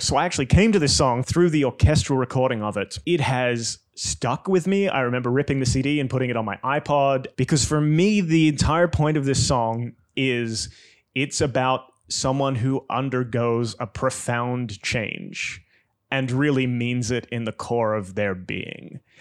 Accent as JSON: {"language": "English", "country": "Australia", "tie": "born or raised there", "said": "Growing up in Australia, now house like three streets back from the beach."}